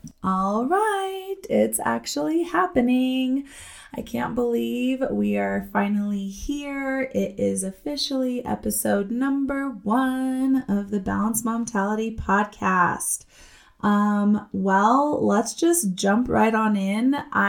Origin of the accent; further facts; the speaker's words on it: Los Alamos, New Mexico, United States; I am from New Mexico. I recently moved back to my hometown of Los Alamos, New Mexico, where I am from.